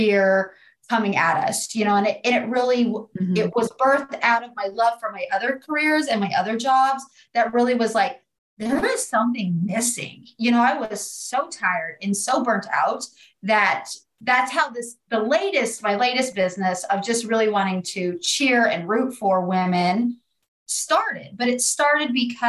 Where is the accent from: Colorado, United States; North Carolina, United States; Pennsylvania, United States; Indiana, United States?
Colorado, United States; Southeast; I'm from Colorado. I am from Southeast Colorado